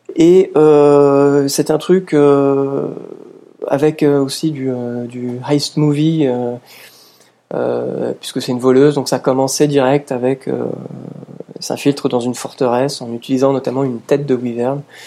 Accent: France; chez nous en France où, euh, depuis les années quatre-vingt, on a tous grandi

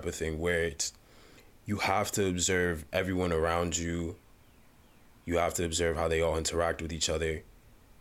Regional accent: Uganda; moved away; I was born in Uganda, came here

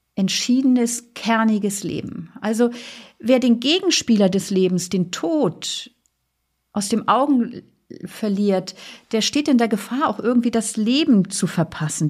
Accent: Flensburg Firth, Schleswig-Holstein, Germany; Ich bin ja an der Flensburger Förde groß geworden

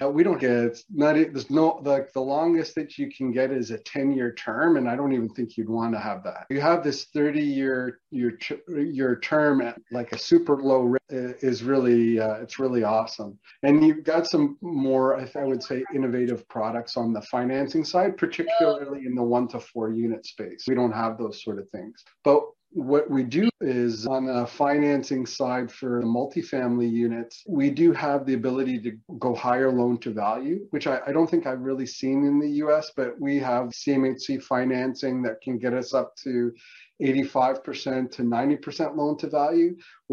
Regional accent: Canada; as a Canadian in the US

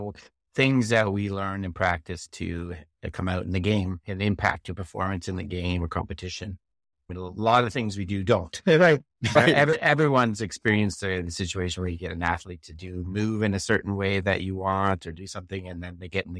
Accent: Canada; now in Arizona, United States; So I'm originally from Canada.

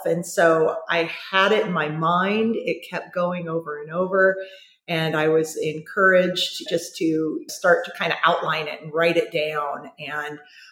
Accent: Huntington Beach, California, United States; also born or lived in San Diego, California; grew up in San Diego, good old, you know, American, large Catholic family. Moved up to the Huntington Beach area when I was about 6 or 7 years old.

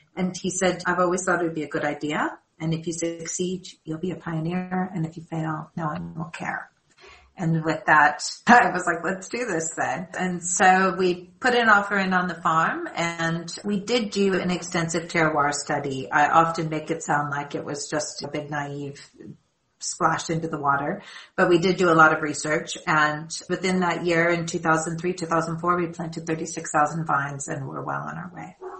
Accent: Southern California, United States; moved away as an adult; now in South Africa; I am born and raised in Southern California and I came to South Africa 20 years ago

